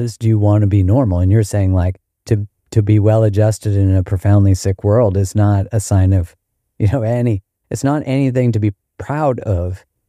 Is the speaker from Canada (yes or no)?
yes; Canada; in Canada, we had these, like, badges